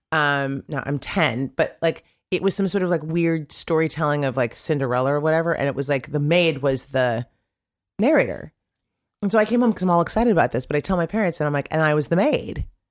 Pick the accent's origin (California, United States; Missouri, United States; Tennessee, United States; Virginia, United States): California, United States; Sacramento; growing up in Sacramento